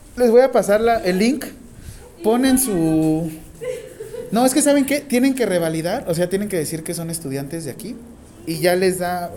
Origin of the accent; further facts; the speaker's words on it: Mexico; Cuántos mexicanos somos en México